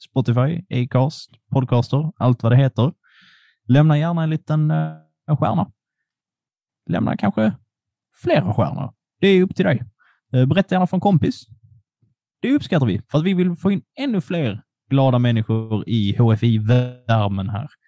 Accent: Poland; now in Sweden; jag är polack

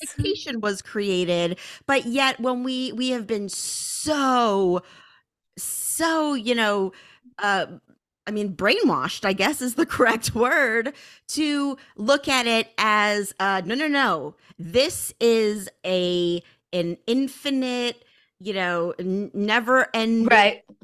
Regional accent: Northeast, United States; growing up in the Northeast

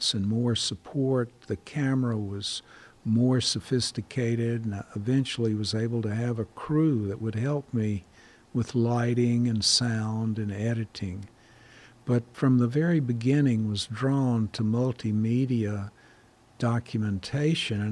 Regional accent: the American South, United States; moved away; also born or lived in Ireland; I felt I was an expatriate from the South

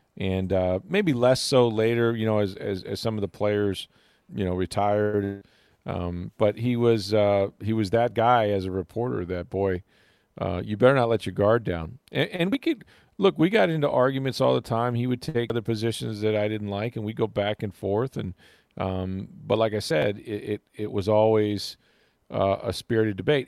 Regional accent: Florida, United States; I grew up in Florida

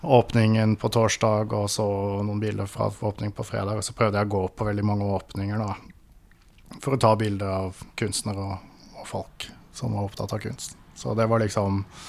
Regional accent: Birkeland, Agder, Norway; moved away; also born or lived in Oslo; Jeg er født og oppvokst på et lite tettsted som heter Birkeland. Ikke så langt fra Lillesand og Kristiansand.

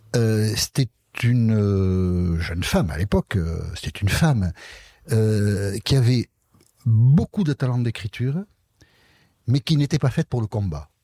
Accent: Basque Country, France; je suis originaire du Pays Basque

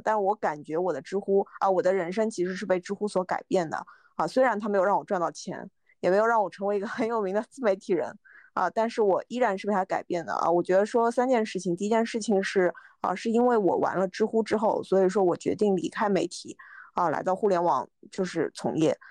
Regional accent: Shanghai, China; moved away as an adult; now in Beijing, China; 我其实是上海人

